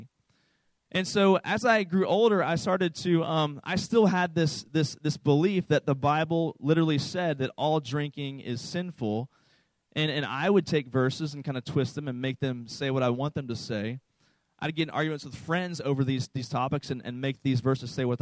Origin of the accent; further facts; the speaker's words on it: East Coast, United States; I was raised on the East Coast in a very conservative Southern Baptist church